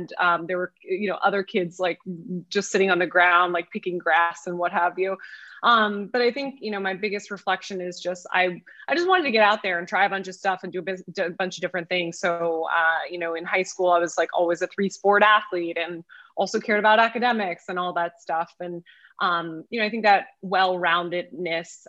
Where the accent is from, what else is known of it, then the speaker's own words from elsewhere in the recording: outside of Philadelphia, Pennsylvania, United States; I grew up outside of Philadelphia